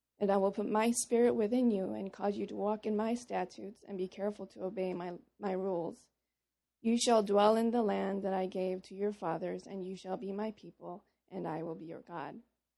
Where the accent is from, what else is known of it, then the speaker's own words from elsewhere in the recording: Papua New Guinea; also born or lived in Korea; I was born in Korea. When I was 5, I moved to Papua New Guinea when my parents decided to work with Wycliffe, the Wycliffe Bible translators.